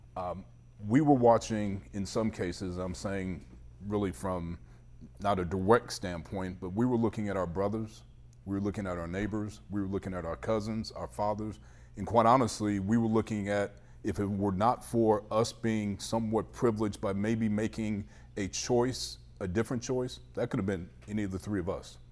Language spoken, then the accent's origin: English; Cleveland, Ohio, United States; also born or lived in Shaker Heights; So, I grew up in the Lee Harvard area, which is not the best areas of Cleveland on the East Side